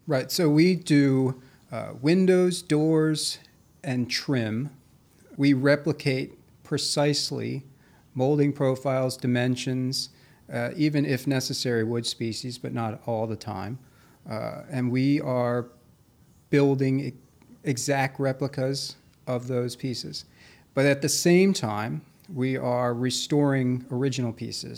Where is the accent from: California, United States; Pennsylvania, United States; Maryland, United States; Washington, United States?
Maryland, United States; Carroll County; moved away as an adult; also born or lived in Virginia / Boston / New York; I grew up out in, uh, Carroll County